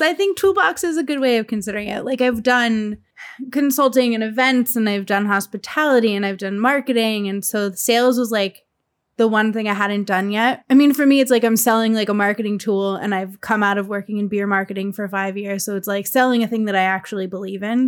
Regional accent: Lehigh Valley, Pennsylvania, United States; moved away; the Lehigh Valley is where I'm from

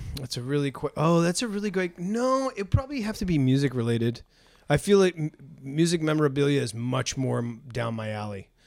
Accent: New England, United States; I'm from New England

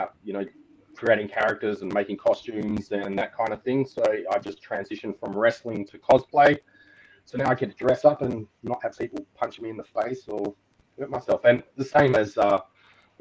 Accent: Australia; I'm from Australia, as you might be able to tell.

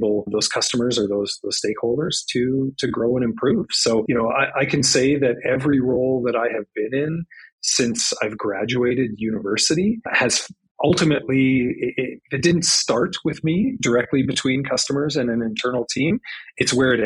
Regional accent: Saskatoon, Saskatchewan, Canada; moved away as an adult; also born or lived in Swift Current, Saskatchewan; now in Calgary, Canada; I'm originally from Saskatchewan, born in Swift Current, grew up in Saskatoon

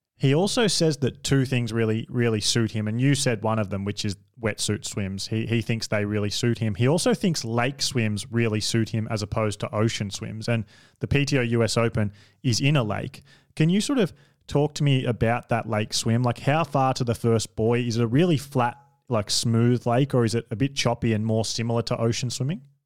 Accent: Australia; I'm an Australian

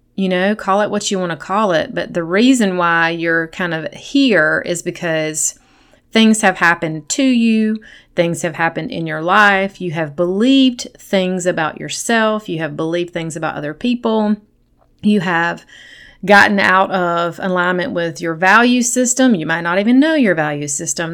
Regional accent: South Carolina, United States; I grew up in South Carolina in a Christian home.

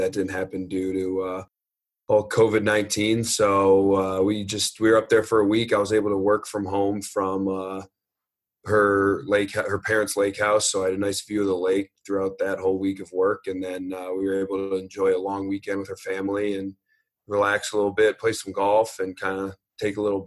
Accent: Shaker Heights, Ohio, United States; moved away as an adult; also born or lived in Boston; I grew up in Shaker Heights, which is about 15 minutes from Cleveland

